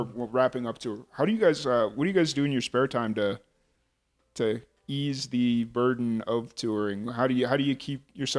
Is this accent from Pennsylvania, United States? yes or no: no; Lynwood, Illinois, United States; accent: Chicago; moved away as an adult; also born or lived in Carbondale, Illinois; now in New Mexico, United States; where I grew up in Linwood.